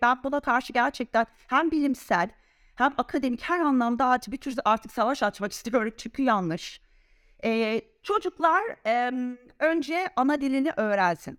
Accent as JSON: {"language": "Turkish", "region": "Samsun", "country": "Turkey", "tie": "born or raised there", "also_born_or_lived": "Istanbul, Turkey", "first_language": "Turkish", "moved": "as an adult", "lives_now": "Zurich, Switzerland", "said": "Samsun'da, Samsun Anadolu Lisesi'nde doğup, şey e, okuyup orada öğrendiğim İngilizceyi şu anda İsviçre'de, Zürih'te kullanan"}